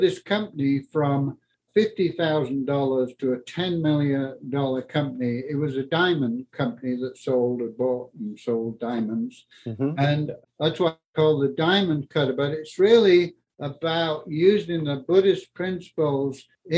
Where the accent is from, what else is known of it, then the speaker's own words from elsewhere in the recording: Yorkshire and the Humber, United Kingdom; moved away as an adult; also born or lived in north of Scotland; now in Colorado, United States; I grew up in England in the war, where the first 7 years of my life there was rationing